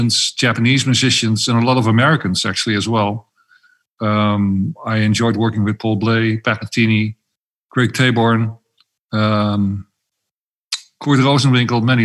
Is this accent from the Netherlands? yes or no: yes; Amsterdam, North Holland, Netherlands; I'm Dutch. I'm from Amsterdam, to be precise